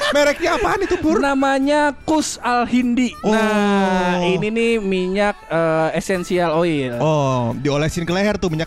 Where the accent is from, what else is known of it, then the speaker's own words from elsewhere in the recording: Depok, West Java, Indonesia; sebagai orang Depok, orang Depok yang sekolah